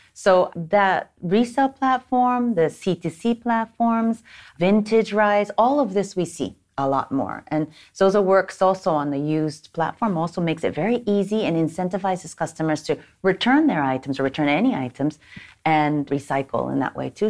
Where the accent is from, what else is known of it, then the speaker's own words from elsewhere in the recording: Japan; moved away as an adult; also born or lived in United States / Stockholm, Sweden; I was born and raised here in Japan. I'm half Japanese, half American